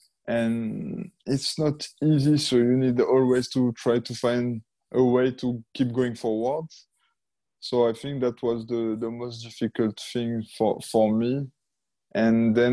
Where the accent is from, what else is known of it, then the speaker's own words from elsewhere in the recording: Monaco; I was born in Monaco